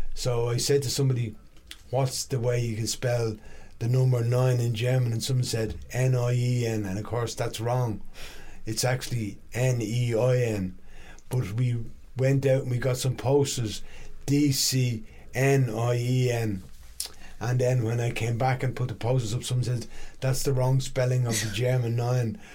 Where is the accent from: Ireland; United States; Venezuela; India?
Ireland; Dublin, Leinster; also born or lived in London; I was born in London actually to two Irish immigrants, but okay. they moved back to Ireland, and uh, I ended up living in Dublin